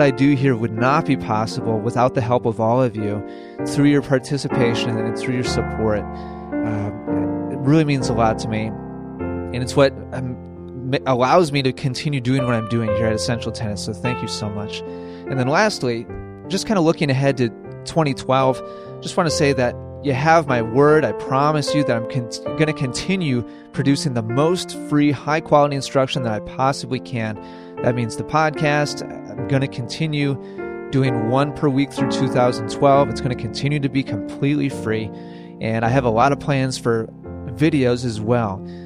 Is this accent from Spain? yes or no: yes; Spain; moved away as an adult; now in Bernardsville, United States; I am from Spain. I am working here